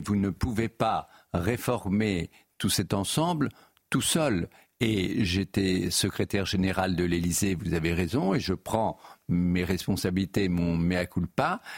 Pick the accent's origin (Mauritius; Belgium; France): France; Normandy; moved away; d'où je viens, dans, une partie de la Normandie